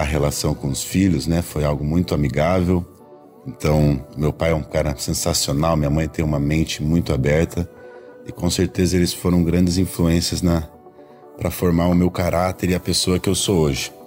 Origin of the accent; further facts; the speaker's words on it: Curitiba, Paraná, Brazil; Sou natural de Curitiba